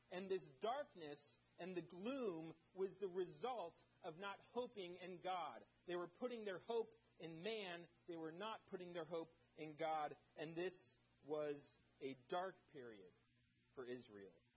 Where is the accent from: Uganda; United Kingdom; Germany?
Germany; moved away; I grew up in Germany